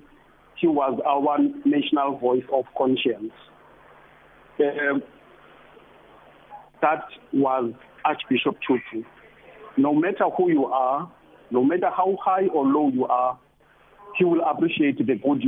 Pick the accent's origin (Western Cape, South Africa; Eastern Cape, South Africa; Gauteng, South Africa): Eastern Cape, South Africa; Port Elizabeth; growing up in Port Elizabeth, in the streets of New Brighton, Kwazakhele, and similar places